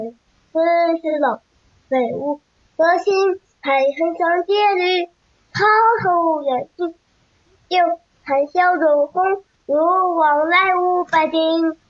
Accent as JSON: {"language": "Chinese", "region": "Heilongjiang", "country": "China", "said": "我来自黑龙江，今年九岁，今年八岁了，上二年级。"}